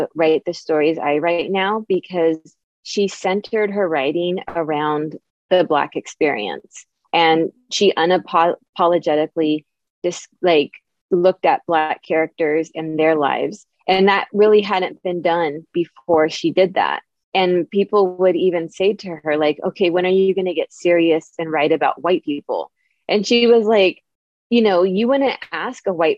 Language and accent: English; San Francisco Bay Area, California, United States; I'm from the San Francisco Bay Area. I live in Silicon Valley